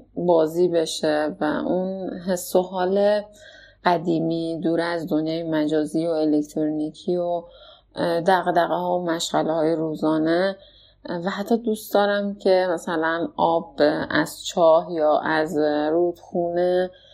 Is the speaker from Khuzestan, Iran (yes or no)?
yes; Abadan, Khuzestan, Iran; اصالتا آبادانی هستم